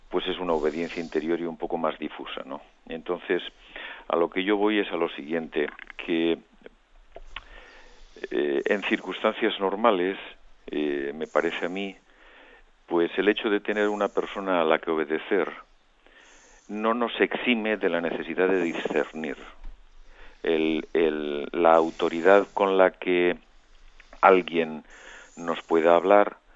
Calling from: Madrid, Community of Madrid, Spain; Buenos días, don José Ignacio … de Madrid.

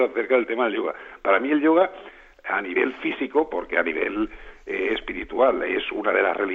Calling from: Málaga, Andalusia, Spain; de Málaga.

